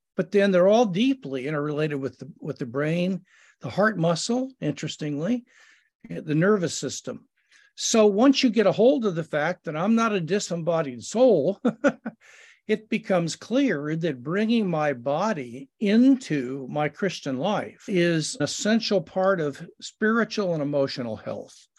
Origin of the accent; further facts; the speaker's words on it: Kansas City, Missouri, United States; I was born in Kansas City, Missouri